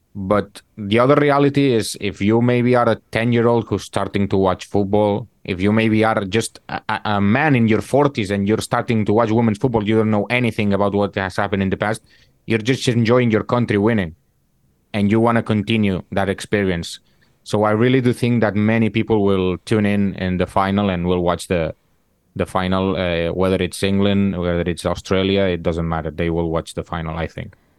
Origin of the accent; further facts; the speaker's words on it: Barcelona, Catalonia, Spain; I am from Barcelona